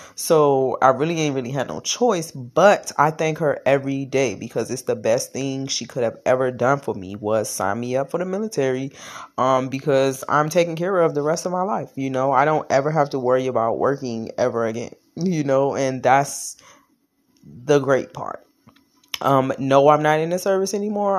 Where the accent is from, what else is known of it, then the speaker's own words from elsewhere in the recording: Washington, District of Columbia, United States; I was born in Washington, D C, born and raised.